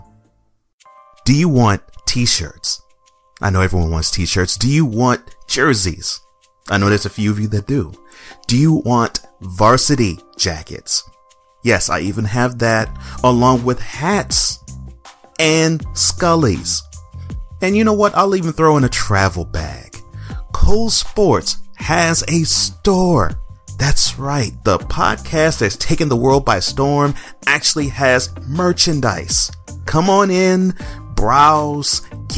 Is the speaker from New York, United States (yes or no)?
no; Houston, Texas, United States; moved away; my former hometown. H-Town